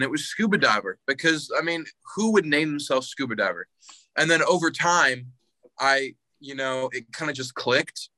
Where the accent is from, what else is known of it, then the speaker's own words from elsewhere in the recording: Indiana, United States; I'm from Indiana.